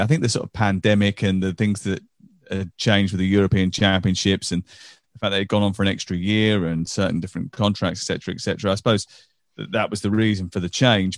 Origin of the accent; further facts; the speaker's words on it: England, United Kingdom; we're English